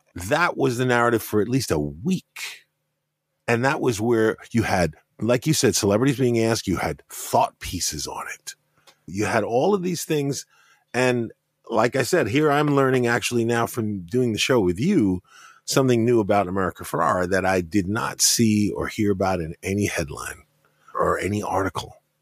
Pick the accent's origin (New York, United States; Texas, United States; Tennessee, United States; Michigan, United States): New York, United States; growing up in New York and knowing other Afro-Latinos